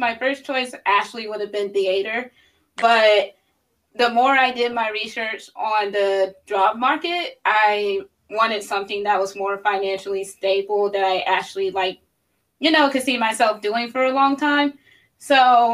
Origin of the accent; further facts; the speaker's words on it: Columbia, South Carolina, United States; moved away as an adult; now in Virginia, United States; I'm originally from Columbia, South Carolina